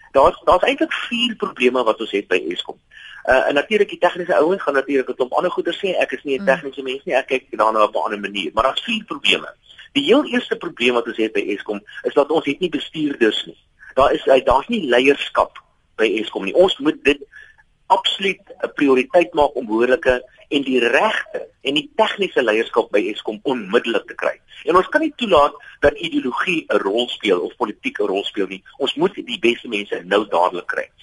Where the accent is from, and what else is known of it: South Africa